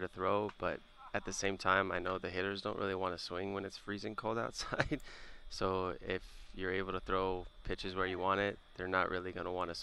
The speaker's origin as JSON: {"language": "English", "town": "Las Vegas", "region": "Nevada", "country": "United States", "tie": "born or raised there", "moved": "as an adult", "lives_now": "Milwaukee, United States", "said": "I'm from Las Vegas, and I was born and raised there."}